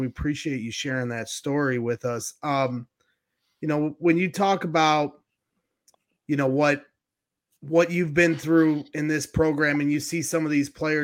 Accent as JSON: {"language": "English", "town": "Crown Point", "region": "Indiana", "country": "United States", "said": "I'm from Crown Point, Indiana. We call it the region around here."}